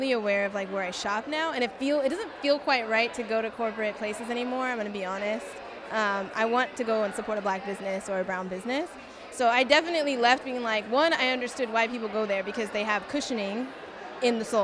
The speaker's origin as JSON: {"language": "English", "town": "Washington", "region": "District of Columbia", "country": "United States", "said": "I'm from Washington, D.C."}